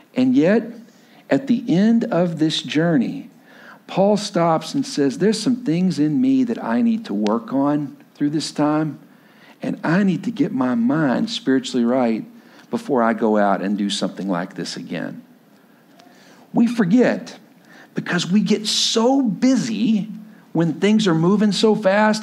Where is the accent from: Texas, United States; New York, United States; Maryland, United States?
Texas, United States; Lubbock; moved away as an adult; also born or lived in Stillwater, Oklahoma; I grew up, I grew up in Lubbock, Texas, but went to school at Oklahoma State